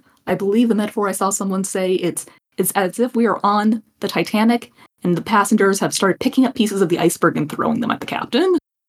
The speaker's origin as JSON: {"language": "English", "country": "United States", "said": "that's why we're American."}